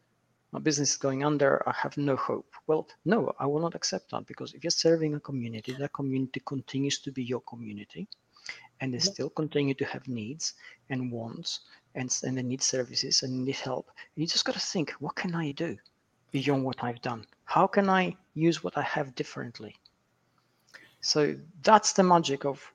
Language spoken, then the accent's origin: English; Manchester, North West England, United Kingdom; Manchester, which is my hometown in the UK